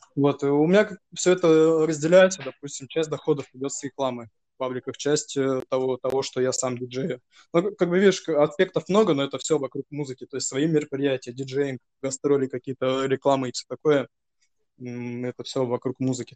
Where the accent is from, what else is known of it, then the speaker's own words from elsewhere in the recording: Novosibirsk, Novosibirsk Oblast, Russia; Я с э, Новосибирска, это мой родной город, где я, в принципе, и вырос, и сейчас живу